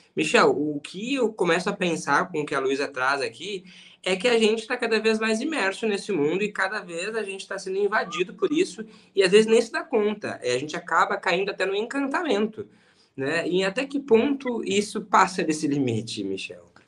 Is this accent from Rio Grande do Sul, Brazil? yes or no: yes; Rio Grande do Sul, Brazil; Eu também sou gaúcho.